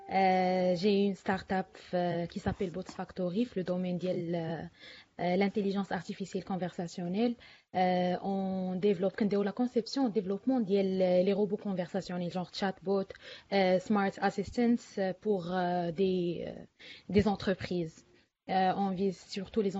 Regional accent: Khouribga, Béni Mellal-Khénifra, Morocco; انا من مدينه اللي هي صغيره من خريبكا ما كاين لا انفورماتيك لا والو

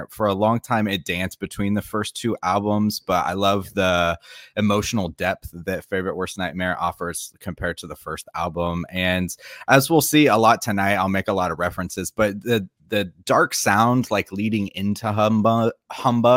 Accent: Florida, United States; moved away as an adult; now in South Korea; I am from Florida, and that's where we like went to university and everything like that. But for the past several years, I've actually been living in South Korea

